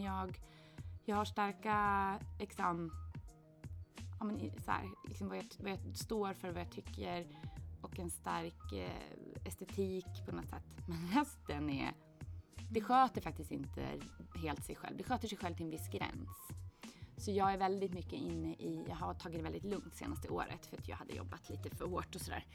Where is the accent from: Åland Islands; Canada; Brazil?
Åland Islands; moved away as an adult; also born or lived in Gothenburg; jag växte upp på Åland